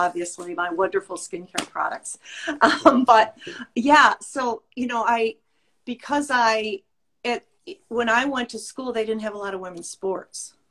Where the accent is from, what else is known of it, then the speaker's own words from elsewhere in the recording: Illinois, United States; I am from Illinois